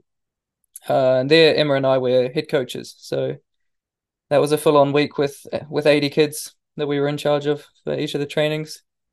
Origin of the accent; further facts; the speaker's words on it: New Zealand; moved away; when I was a kid growing up in New Zealand